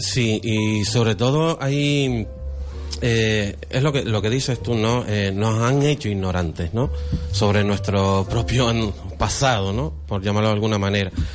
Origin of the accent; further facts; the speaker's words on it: Gran Canaria, Canary Islands, Spain; nosotros somos canarí, los de Gran Canaria